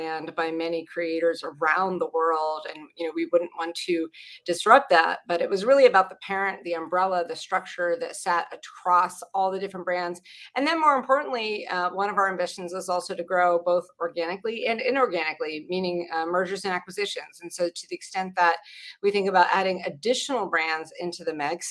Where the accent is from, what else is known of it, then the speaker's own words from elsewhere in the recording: Pittsburgh, Pennsylvania, United States; moved away; I grew up outside of Pittsburgh, Pennsylvania